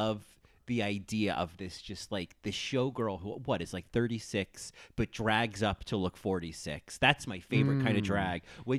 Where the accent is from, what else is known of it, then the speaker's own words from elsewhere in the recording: Atlanta, Georgia, United States; I'm from Atlanta, Georgia.